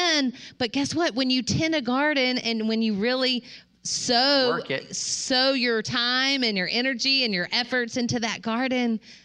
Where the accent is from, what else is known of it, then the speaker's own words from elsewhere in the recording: Mississippi, United States; I grew up in Mississippi, way out in the country